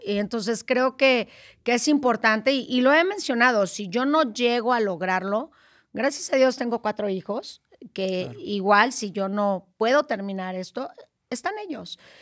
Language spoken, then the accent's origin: Spanish; Guerrero, Mexico; Pues yo soy de Guerrero, no soy acapulqueña